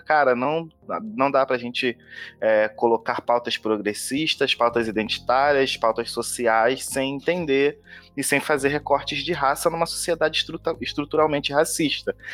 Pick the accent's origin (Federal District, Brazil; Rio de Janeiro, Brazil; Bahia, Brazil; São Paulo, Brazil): Rio de Janeiro, Brazil; sou daqui do Rio de Janeiro